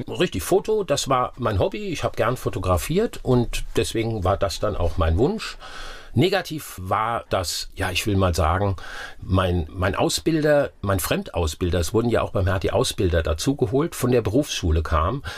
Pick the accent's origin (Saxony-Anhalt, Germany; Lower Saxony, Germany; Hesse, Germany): Hesse, Germany; Wiesbaden; moved away as an adult; also born or lived in Oppenheim; Ich bin in Wiesbaden groß geworden